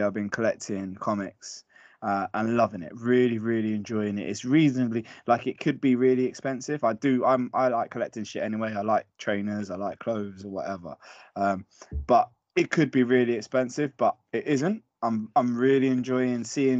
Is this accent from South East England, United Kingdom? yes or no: no; London, United Kingdom; I'm from West London, shout out West London. And basically around that part of West London, when I was growing up, there always used to be record shops